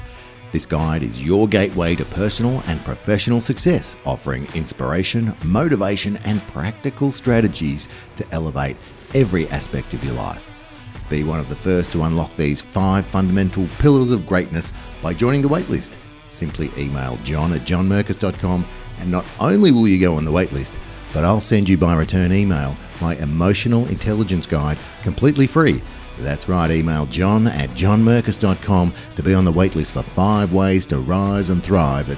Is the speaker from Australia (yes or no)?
yes; Australia; us Aussies